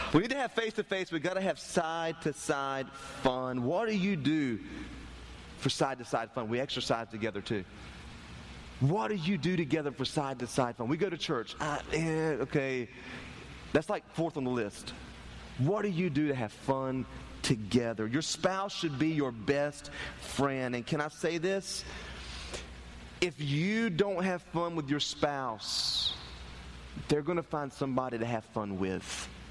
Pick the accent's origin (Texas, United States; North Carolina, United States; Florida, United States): North Carolina, United States; Turkey; I grew up in Turkey, North Carolina